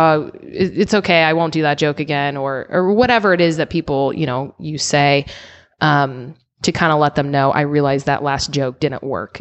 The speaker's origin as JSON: {"language": "English", "region": "Illinois", "country": "United States", "tie": "born or raised there", "also_born_or_lived": "Seattle / Denver", "moved": "as an adult", "lives_now": "San Diego, United States", "said": "I grew up in Illinois, and then I lived in Seattle"}